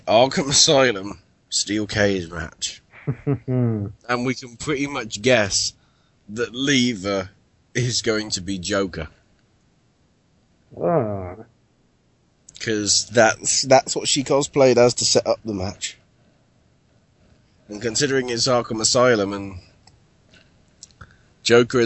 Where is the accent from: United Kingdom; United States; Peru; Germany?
United Kingdom; I'm British.